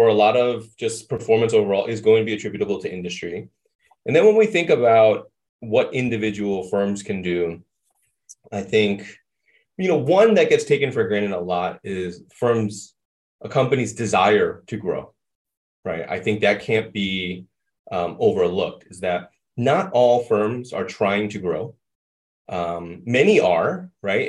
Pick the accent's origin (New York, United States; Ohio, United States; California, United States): New York, United States; New York City; moved away as an adult; also born or lived in Boston / Minnesota; I was born and raised in Brooklyn, New York.